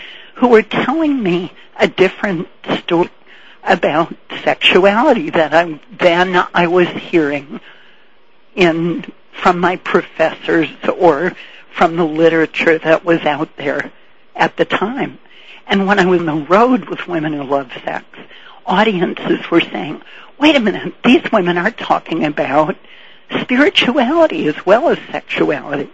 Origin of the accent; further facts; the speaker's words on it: Boston, Massachusetts, United States; I grew up in Boston, Massachusetts, in the days when sex was banned in Boston.